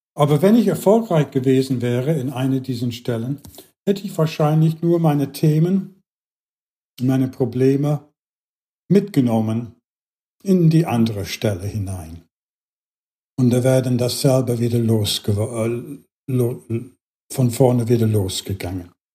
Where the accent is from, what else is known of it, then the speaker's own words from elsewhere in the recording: England, United Kingdom; German is a second language; moved away; in England, was hier meine Herkunftsland ist